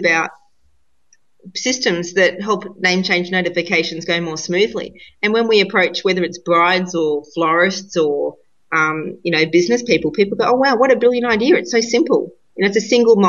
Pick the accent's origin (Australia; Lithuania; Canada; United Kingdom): Australia; being Australian